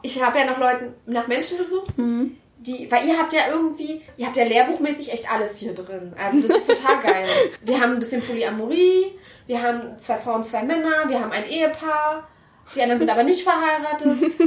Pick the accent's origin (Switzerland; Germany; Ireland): Germany; Berlin; ich bin aus Berlin